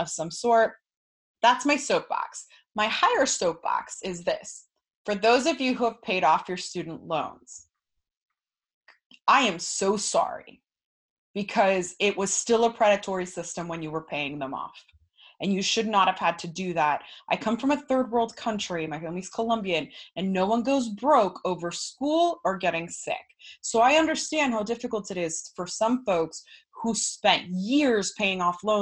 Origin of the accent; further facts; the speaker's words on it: Florida, United States; I'm from Florida.